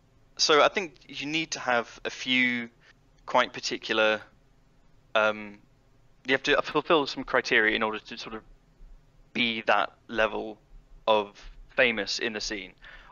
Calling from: Norwich, East of England, United Kingdom; I'm calling from Norwich in the east of England.

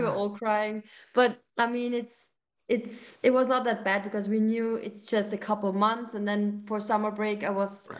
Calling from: Austria

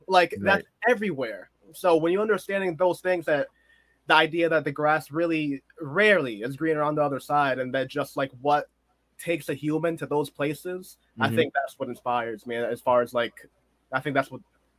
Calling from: Massachusetts, United States; Well, right now, I'm actually not too far from Boston. That's where I went to college. It's where I've been posted up for a bit. But I've moved around a lot in life.

